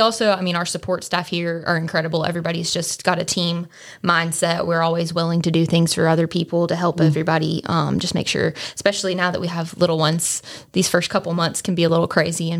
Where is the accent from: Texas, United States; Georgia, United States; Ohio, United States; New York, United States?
Georgia, United States; Atlanta; moved away as an adult; now in Bristol, United States; I'm from Atlanta originally